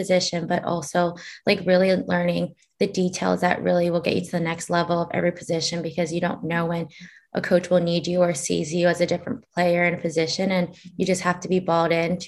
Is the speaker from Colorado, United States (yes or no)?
no; Hawaii, United States; I grew up in Hawaii